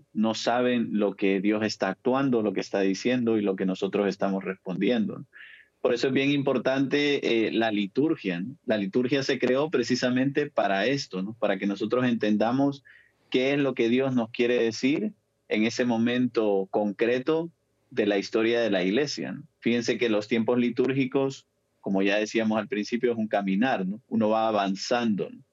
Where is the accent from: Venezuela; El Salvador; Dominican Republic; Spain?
El Salvador; yo soy salvadoreño